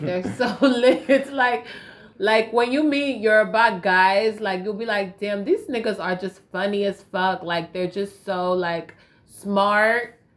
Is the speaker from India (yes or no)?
no; Raleigh, North Carolina, United States; I grew up in Raleigh